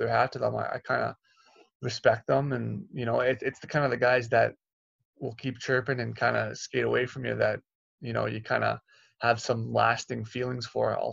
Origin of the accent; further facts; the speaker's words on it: Toronto, Ontario, Canada; I'm from Toronto, so my whole family was there too.